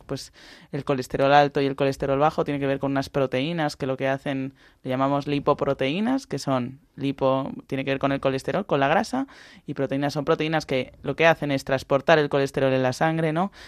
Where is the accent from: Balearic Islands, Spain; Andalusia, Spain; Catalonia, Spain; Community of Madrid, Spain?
Balearic Islands, Spain; En mi casa se cena mucha sobrasada porque somos de Baleares